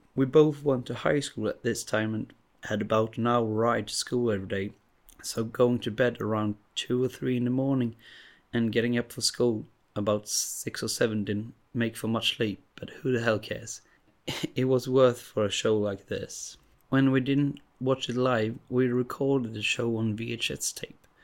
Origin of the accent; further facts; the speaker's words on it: Sweden; English is a second language; I'm from Sweden